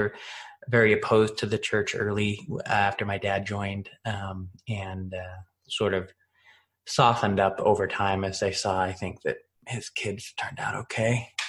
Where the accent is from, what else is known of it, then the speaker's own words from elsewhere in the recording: Washington, United States; washington state mainly eastern yeah. western we bounced around